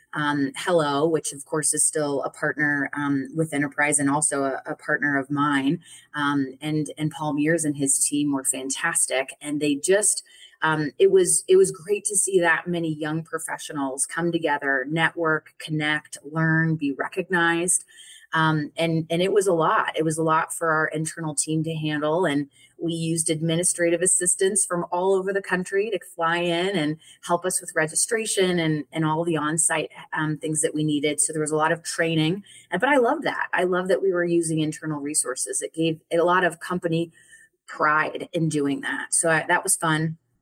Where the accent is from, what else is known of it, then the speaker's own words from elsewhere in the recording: Colorado, United States; I'm from Colorado originally. And um, yeah, and I grew up there